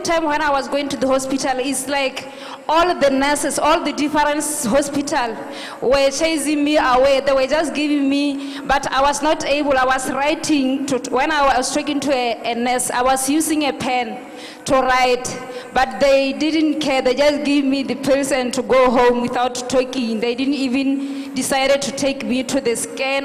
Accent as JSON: {"language": "English", "country": "Botswana", "said": "I'm from Botswana"}